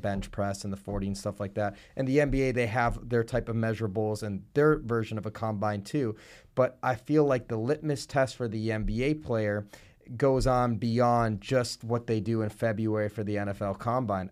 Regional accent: Buffalo Grove, Illinois, United States; I grew up in Buffalo Grove

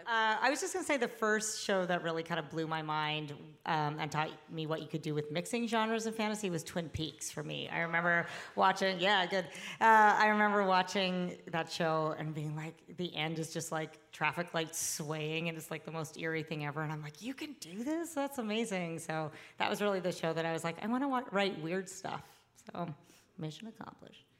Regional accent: Canada; I am Canadian

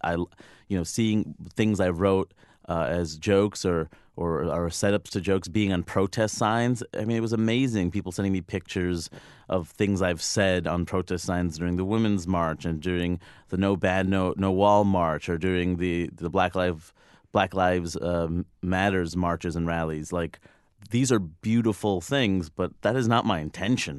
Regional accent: United States; I'm an American

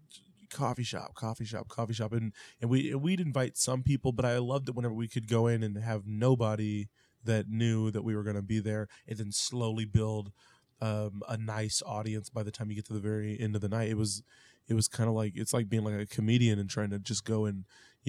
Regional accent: Independence, Missouri, United States; we're from Independence

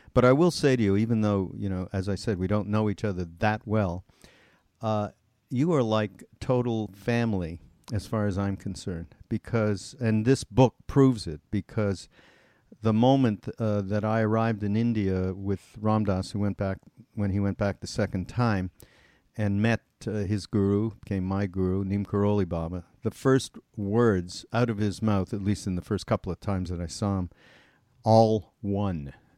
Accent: Montreal, Quebec, Canada; I'm from Montreal, and we actually grew up in the same area of Montreal called Westmount

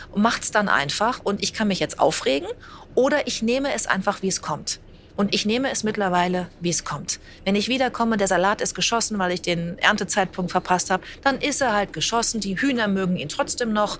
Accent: Bad Salzuflen, Teutoburg Forest, North Rhine-Westphalia, Germany; moved away as an adult; also born or lived in Münster / Hamburg; Ich bin also ja in Bad Springer aufgewachsen, in Ostwestfalen, am Teutoburger Wald

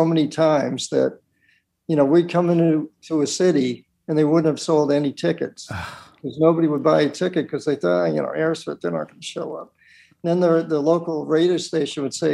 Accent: Lynn, Massachusetts, United States; I grew up in Lynn, Massachusetts, and most of the video was shot in my hometown

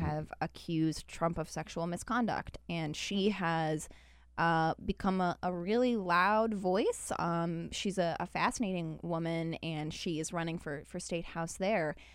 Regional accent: Utah, United States; now in Washington, D.C., United States; Even Utah. Yeah, even my home state.

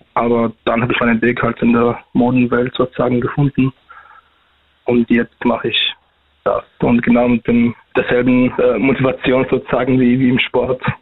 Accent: Iraq; now in Austria; ich komme erstens aus dem Irak

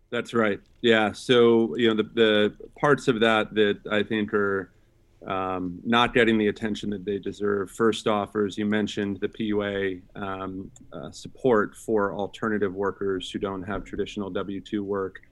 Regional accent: Sacramento, California, United States; I grew up in Sacramento, uh, California, with a single mom

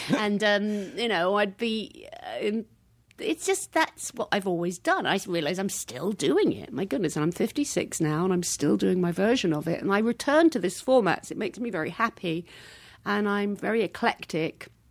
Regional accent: Hackbridge, London, United Kingdom; moved away as an adult; now in Los Angeles, United States; I came from Hackbridge

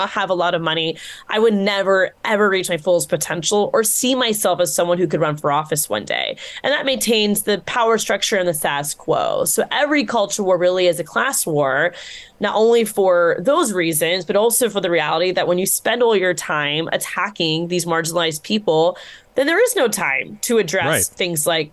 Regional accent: Florida, United States; my home state

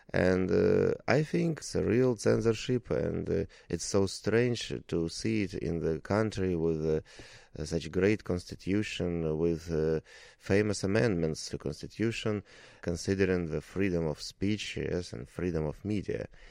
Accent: Russia; English is a second language; we are Russians, we are from Russia

